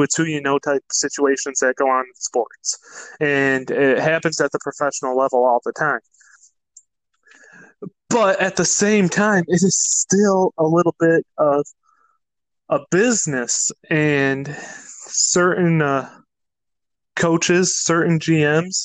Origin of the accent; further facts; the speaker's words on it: Michigan, United States; we're both from Michigan